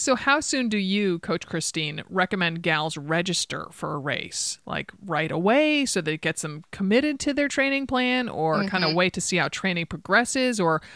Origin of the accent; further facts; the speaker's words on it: East Coast, United States; now in Oregon, United States; I grew up on the East Coast